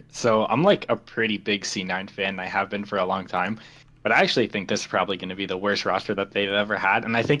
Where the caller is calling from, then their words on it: Nova Scotia, Canada; I'm calling from Nova Scotia, Canada.